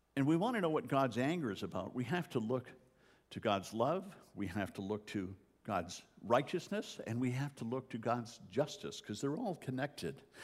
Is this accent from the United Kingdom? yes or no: no; Canada; moved away; as a Canadian